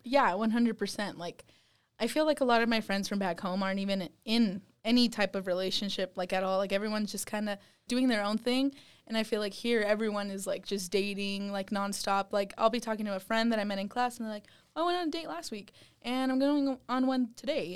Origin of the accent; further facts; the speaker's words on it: West Wendover, Nevada, United States; now in Utah, United States; I'm from West Wendover, Nevada